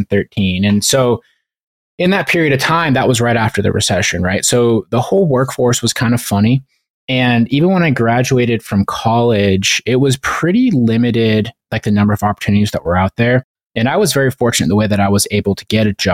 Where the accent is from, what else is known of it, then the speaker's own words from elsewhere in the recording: Montana, United States; I grew up in Montana